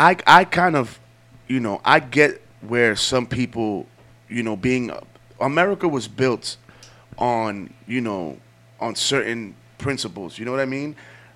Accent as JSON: {"language": "English", "region": "New York", "country": "United States", "tie": "born or raised there", "said": "we grew up in New York."}